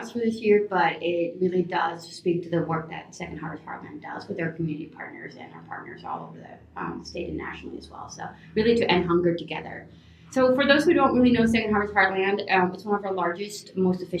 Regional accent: California, United States; also born or lived in Caracas, Venezuela; Moving to California was really different

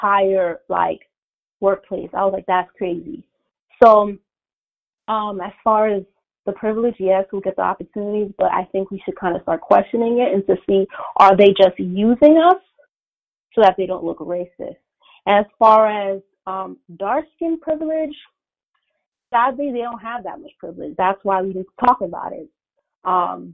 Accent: United States; I was born and raised here in America, you know, my parents came from Haiti like in the 80s

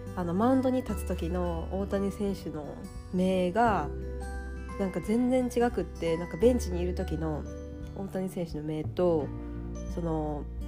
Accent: Mie, Japan; moved away as an adult; also born or lived in Nagoya; now in Tokyo, Japan; もともとは三重の田舎出身で東京に出てくる名古屋の大学に通ってたから

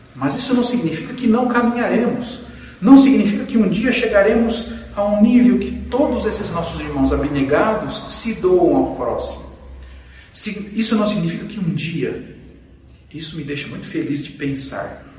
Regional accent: Brazil; Nós nascemos no Brasil, falamos português

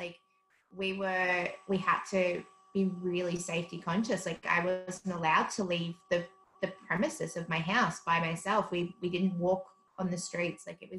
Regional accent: South Africa; now in Australia; So stark difference. South Africa is such a different country.

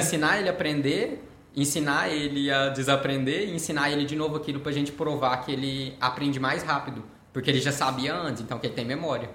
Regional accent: Uberlândia, Minas Gerais, Brazil; atendo aqui na cidade de Uberlândia, é, nascido e criado aqui

